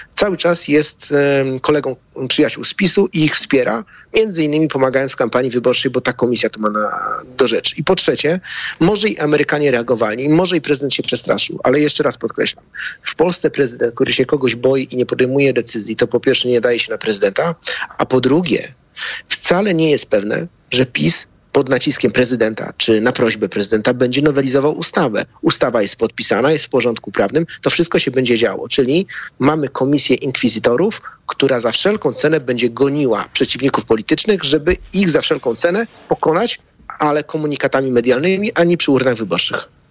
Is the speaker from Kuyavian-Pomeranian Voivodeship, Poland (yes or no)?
yes; Bydgoszcz, Kuyavian-Pomeranian Voivodeship, Poland; w Bydgoszczy, skąd jestem